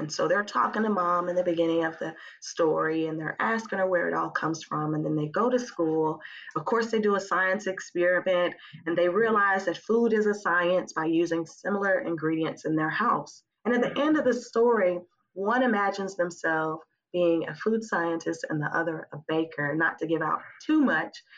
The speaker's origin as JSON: {"language": "English", "town": "Huntsville", "region": "Alabama", "country": "United States", "also_born_or_lived": "Memphis", "moved": "as an adult", "said": "I'm originally from Huntsville"}